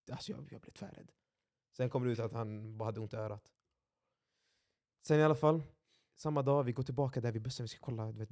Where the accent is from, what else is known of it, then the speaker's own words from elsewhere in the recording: Gothenburg, Västra Götaland, Sweden; Jag är uppväxt i Tynnered.